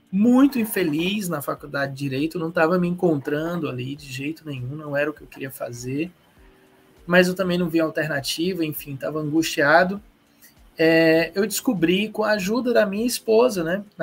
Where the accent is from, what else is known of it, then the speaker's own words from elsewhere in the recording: Ceará, Brazil; Mas eu sou eu sou cearense, eu tenho 47 anos.